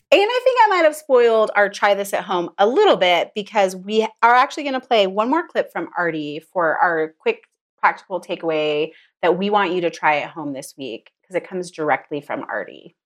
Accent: United States; I grew up in it

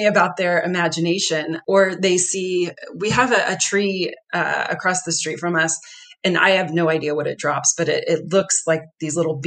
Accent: Texas, United States; now in Denver, United States; I grew up in Texas and I'm used to warm weather year round

